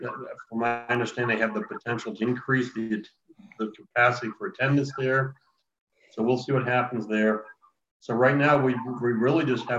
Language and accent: English; St. Louis, Missouri, United States; Oh, yeah, the St. Louis Cardinals is Johnny always shares because that's my hometown.